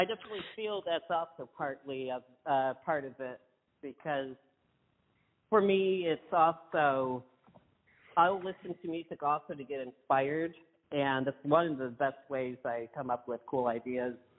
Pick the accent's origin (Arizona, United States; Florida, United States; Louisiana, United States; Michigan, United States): Michigan, United States; Kimball; I'm exactly from Kimball